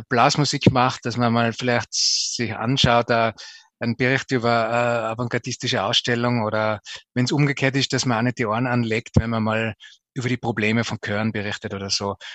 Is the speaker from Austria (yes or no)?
yes; Zell am Ziller, Tyrol, Austria; Ja, ich bin aufgewachsen in Zell am Ziller, im Zillertal. Bin dort in die Volksschule noch gegangen